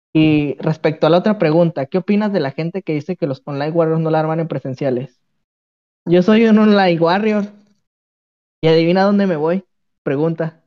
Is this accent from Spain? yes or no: no; Mexico; los mexicanos somos